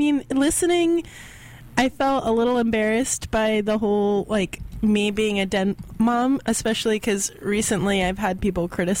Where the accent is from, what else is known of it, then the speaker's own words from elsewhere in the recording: the South, United States; I'm from the South.